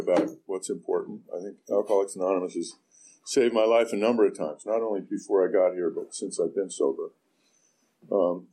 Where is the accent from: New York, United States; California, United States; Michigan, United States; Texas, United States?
California, United States; Orinda; I grew up in Orinda, child of the 60s